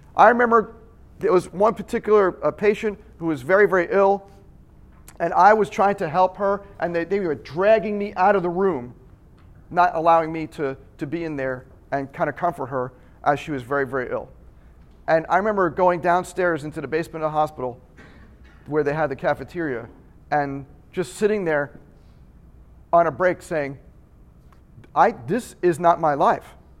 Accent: Long Island, New York, United States; I'm from Long Island

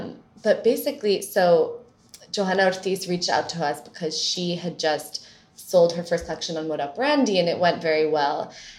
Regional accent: New York, United States; And I grew up here in New York. So my mother is Colombian, my father is American.

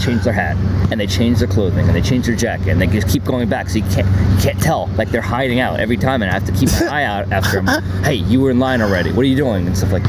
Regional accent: New York City, New York, United States; So basically I'm from Manhattan and I've lived everywhere

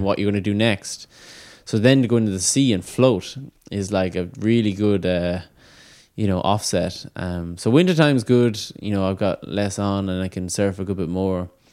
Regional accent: Ireland

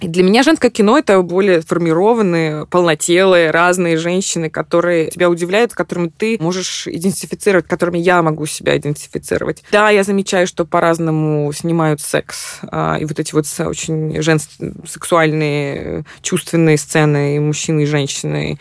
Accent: Minsk, Belarus; moved away as an adult; also born or lived in Missouri, United States; now in New York, United States; я выросла в Минске

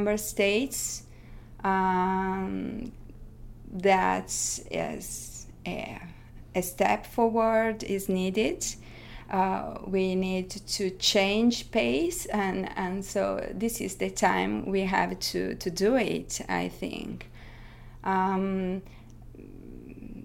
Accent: Italy; I come from Italy

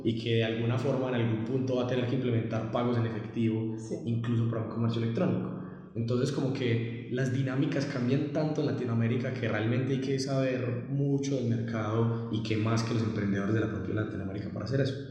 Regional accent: Colombia; yo soy de Colombia

